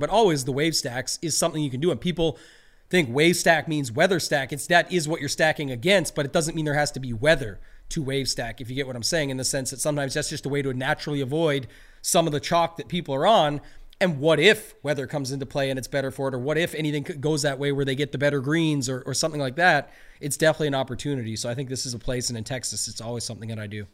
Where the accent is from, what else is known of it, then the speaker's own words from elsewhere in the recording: Canada; I'm a Canadian